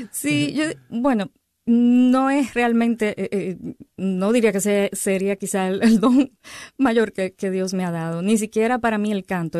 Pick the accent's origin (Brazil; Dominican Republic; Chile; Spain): Dominican Republic; now in Arizona, United States; soy dominicana, ¿verdad? Y tengo muchas playas allá en República Dominicana, aunque estoy ahora viviendo en Arizona